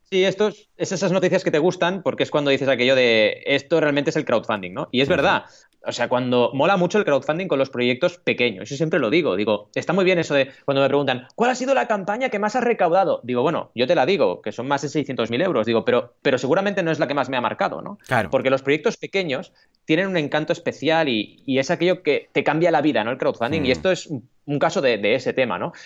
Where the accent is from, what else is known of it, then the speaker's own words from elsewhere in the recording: Catalonia, Spain; also born or lived in Argentina; nací en Argentina, ¿vale? Y, llegué aquí a los ocho años y digo catalanadas